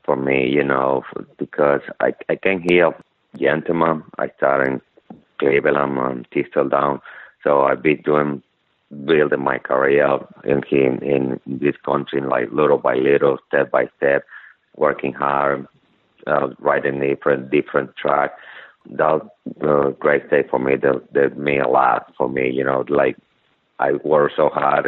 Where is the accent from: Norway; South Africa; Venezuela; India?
Venezuela; English is a second language; moved away as an adult; now in United States; I come from Venezuela.